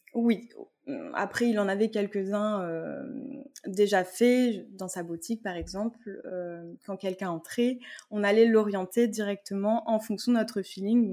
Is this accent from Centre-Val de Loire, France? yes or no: yes; Tours, Centre-Val de Loire, France; on est originaire de Tours toutes les deux